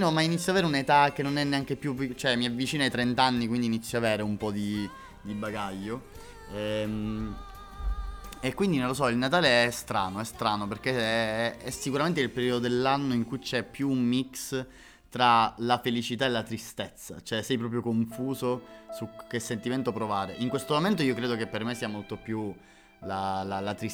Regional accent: Catania, Sicily, Italy; io sono di Catania.

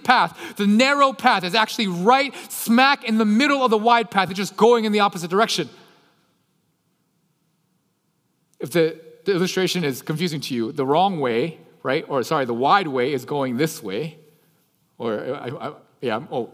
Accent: Texas, United States; I'm from Texas.

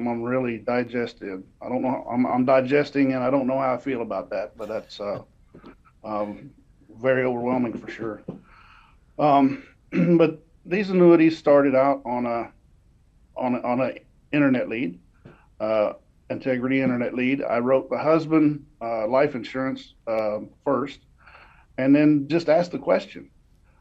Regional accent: Indianapolis, Indiana, United States; I'm from Indianapolis area

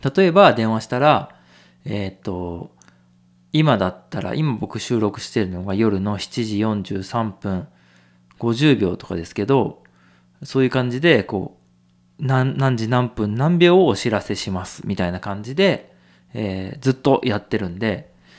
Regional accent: Nagano, Japan; 長野県で生まれて育って

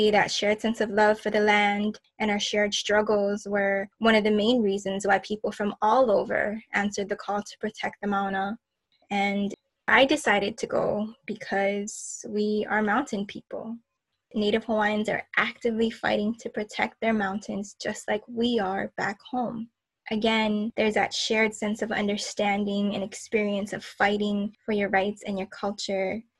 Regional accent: Cordillera Administrative Region, Philippines; as an Igorot, as an indigenous person, as a Filipino, we know what that division creates

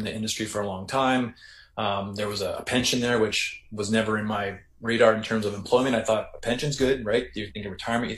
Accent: Kenora, Ontario, Canada; I was going to be working in my hometown of Kenora

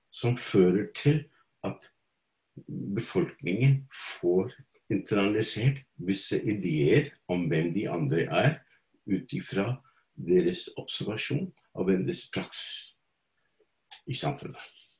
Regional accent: India; now in Norway; Opprinnelig fra India og har bodd her i ca. 50 år nå

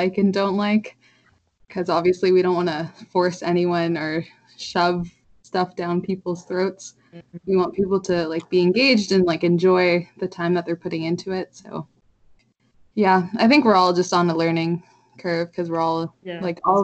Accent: Calgary, Alberta, Canada; I'm from Calgary, not that far from Vancouver

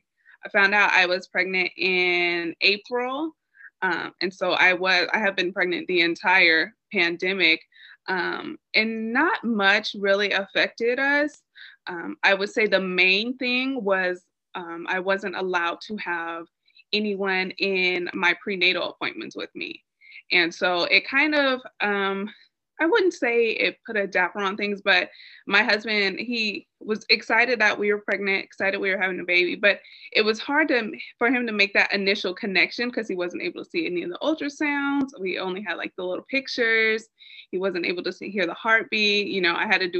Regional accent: California, United States; moved away as an adult; now in Dallas, United States; I am from California, but I do currently live in Dallas, Texas.

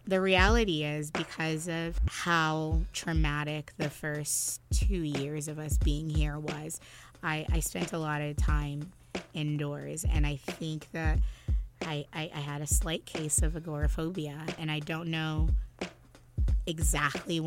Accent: United States; We were both raised by first-generation immigrants, but she was born in St. Martin, and I was born here in the States.

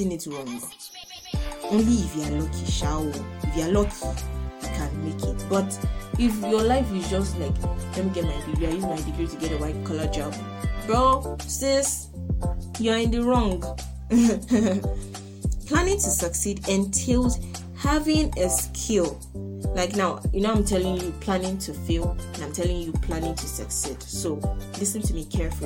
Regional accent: Nigeria; first language Yoruba; English is a second language; that's my native language, Yoruba. I'm a Nigerian girl.

